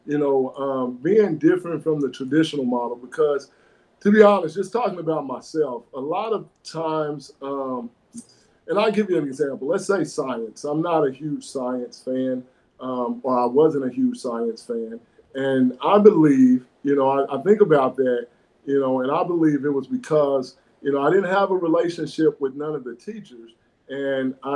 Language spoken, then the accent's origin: English; Fort Smith, Arkansas, United States; I was born and raised here in Fort Smith, and went through Darby and Northside